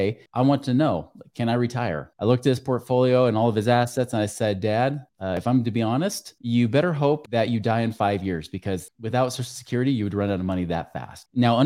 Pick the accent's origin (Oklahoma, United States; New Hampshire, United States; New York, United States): New York, United States; I wear suits and ties all the time because I'm from New York, right?